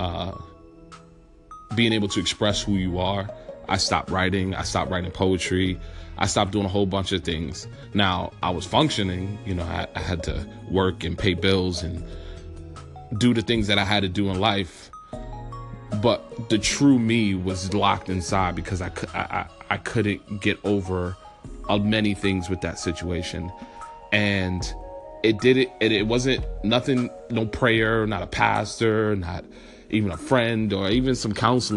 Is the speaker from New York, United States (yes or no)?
yes; New York City, New York, United States; growing up in New York and growing up in the Bronx